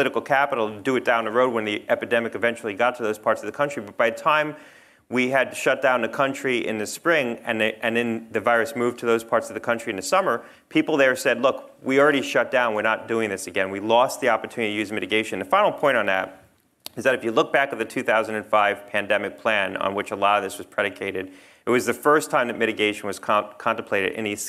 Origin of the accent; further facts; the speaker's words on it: New Jersey, United States; now in Connecticut, United States; I grew up in New Jersey.